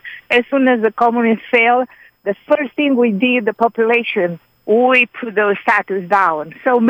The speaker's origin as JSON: {"language": "English", "country": "Romania", "tie": "born or raised there", "moved": "yes", "lives_now": "Atlanta, United States", "said": "I grew up in Eastern Europe. I'm Romanian."}